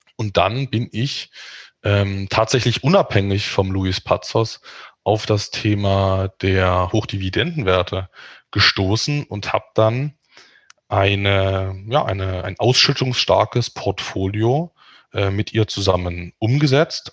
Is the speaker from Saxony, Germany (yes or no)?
yes; Dresden, Saxony, Germany; moved away as an adult; now in Magdeburg, Germany; Ich bin in Dresden aufgewachsen und lebe mittlerweile in Magdeburg